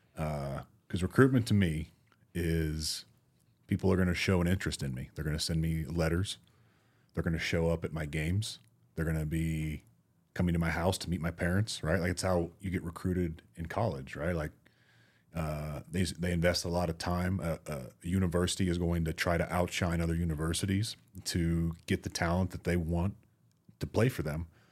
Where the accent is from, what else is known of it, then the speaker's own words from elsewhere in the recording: Florida, United States; I grew up in Florida